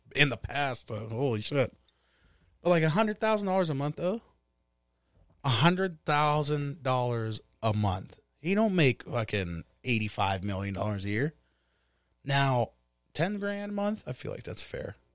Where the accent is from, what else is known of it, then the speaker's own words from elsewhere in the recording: Wilkinsburg, Pennsylvania, United States; I'm not from Upper Saint Clair, dog, you know what I mean? From Wilkinsburg